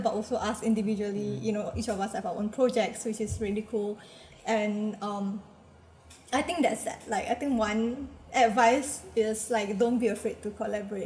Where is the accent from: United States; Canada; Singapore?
Singapore; a Singaporean Malay woman